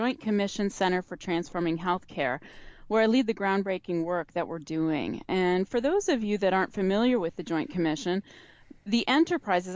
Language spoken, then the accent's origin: English; Michigan, United States; moved away; also born or lived in New York City; I grew up in Michigan, and my father was a mechanical engineer for the auto industry at General Motors